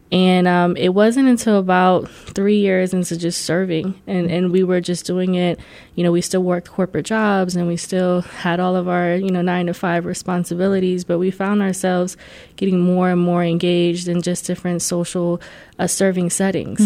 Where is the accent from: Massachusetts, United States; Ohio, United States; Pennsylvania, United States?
Ohio, United States; Columbus; also born or lived in New York / Puerto Rico (family); born in New York, um, lived in New York to about five, 6 mm-hmm. and my parents came here to Columbus